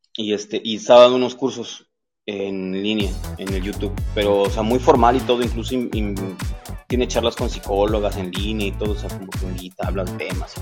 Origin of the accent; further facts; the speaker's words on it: Veracruz, Mexico; soy un oriundo, un jarocho, ah. oriundo del puerto de Veracruz.